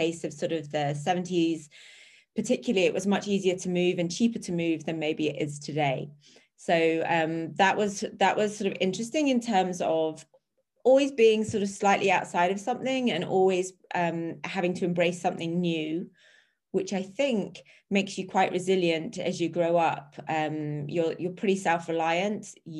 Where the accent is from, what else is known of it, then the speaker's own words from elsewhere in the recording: Australia; born there; also born or lived in England; So obviously, as people can tell from my accent, I was born in Australia. And that's a joke. Born in Australia, we bounced. I had an English mother, an Australian father, and we bounced around a lot as a child between Australia and England.